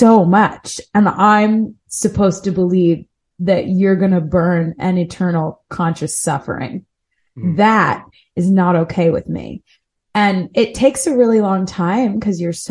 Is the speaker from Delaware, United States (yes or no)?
yes; Delaware, United States; now in New York City, United States; I grew up in Delaware